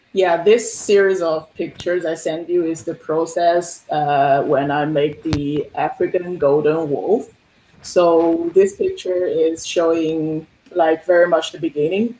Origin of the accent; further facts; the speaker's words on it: Shanghai, China; moved away as an adult; now in Halifax, Canada; Originally, I'm from Shanghai in China